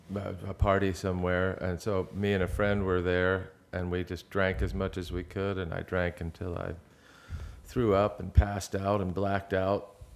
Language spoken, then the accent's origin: English; outside of Philadelphia, Pennsylvania, United States; I grew up outside of Philadelphia